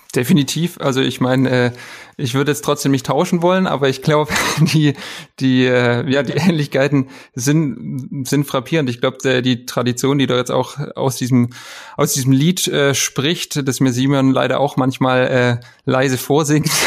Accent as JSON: {"language": "German", "town": "Esslingen", "region": "Baden-Württemberg", "country": "Germany", "tie": "born or raised there", "said": "Ich bin äh, ja, gebürtiger Esslinger"}